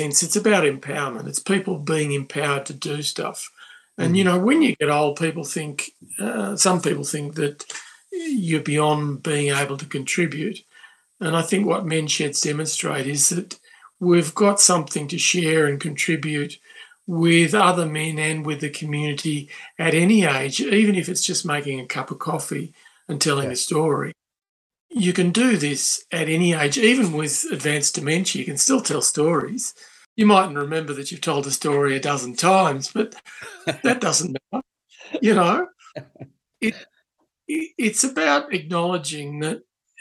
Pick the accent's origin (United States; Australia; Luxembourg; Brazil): Australia; We are Australian, but we're also part of a joined up community